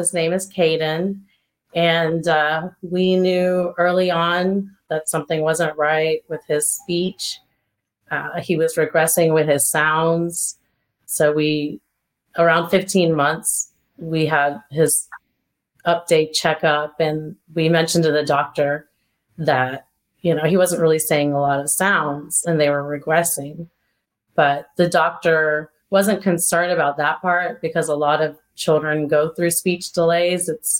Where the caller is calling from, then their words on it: North Carolina, United States; I'm calling from North Carolina